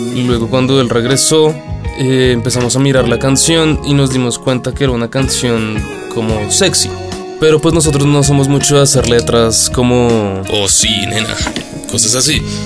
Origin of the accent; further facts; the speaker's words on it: Bogotá, Colombia; Todos somos de Bogotá, Colombia